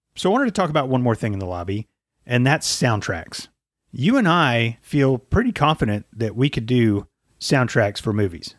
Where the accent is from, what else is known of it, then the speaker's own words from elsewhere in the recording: United States; accent: American; in my American accent